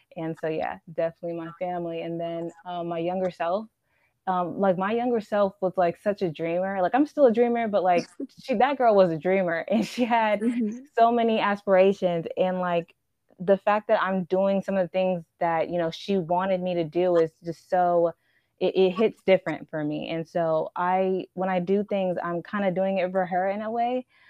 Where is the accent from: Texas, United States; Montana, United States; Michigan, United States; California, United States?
Texas, United States; Houston; I'm a Nigerian and I'm a Houston native